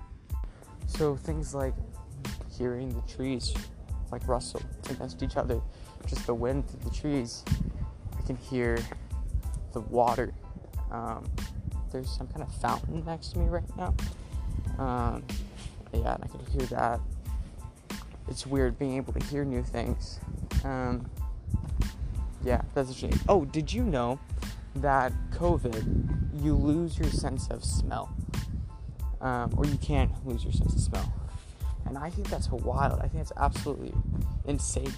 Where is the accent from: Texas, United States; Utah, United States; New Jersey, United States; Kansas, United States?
Texas, United States; moved away; I'm from the south, I'm from Texas